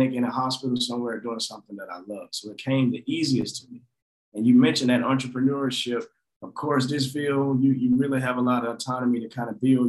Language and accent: English; Forsyth, Georgia, United States; moved away as an adult; also born or lived in Augusta, Georgia; now in Nashville, United States; I'm from Forsyth, Georgia, small town about an hour south of Atlanta.